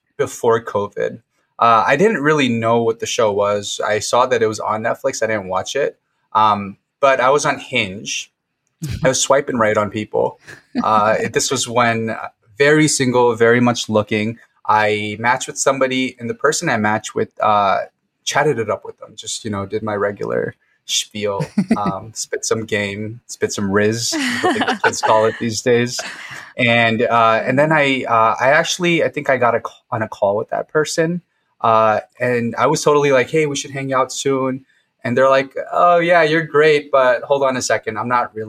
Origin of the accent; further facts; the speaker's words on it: Fort Lauderdale, Florida, United States; moved away as an adult; now in Chicago, United States; I live in Chicago, but I'm from Fort Lauderdale, Florida. Lived there most of my life. Moved to Chicago 5 years ago last month